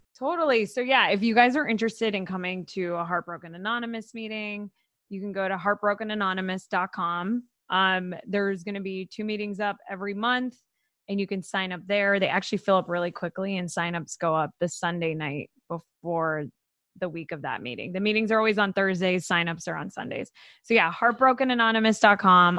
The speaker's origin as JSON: {"language": "English", "region": "Florida", "country": "United States", "tie": "born or raised there", "said": "I'm from Florida"}